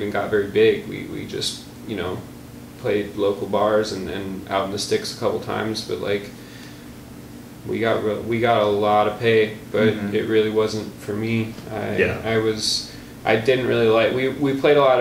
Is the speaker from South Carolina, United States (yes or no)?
no; Milwaukee, Wisconsin, United States; also born or lived in Galesburg, Illinois; I'm born and raised. I've been here for all but 3 years of my life, during which I was in Galesburg, Illinois. Mm-hmm. I've lived in the Milwaukee area forever.